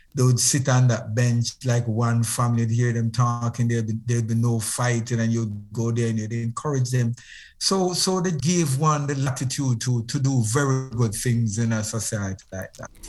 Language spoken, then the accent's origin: English; Moreland Hill, Westmoreland, Jamaica; I was born in Moreland Hill, in uh, Westmoreland, in Jamaica. And I, I left Westmoreland when I was very young.